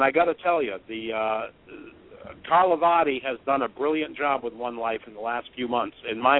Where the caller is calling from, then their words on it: Massachusetts, United States; Of course I'm calling from Massachusetts, 413.